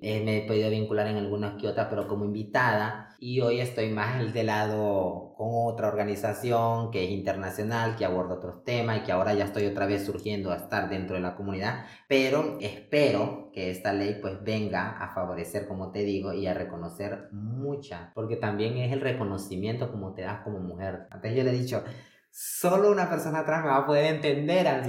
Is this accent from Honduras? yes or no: yes; Honduras; las mujeres trans en Honduras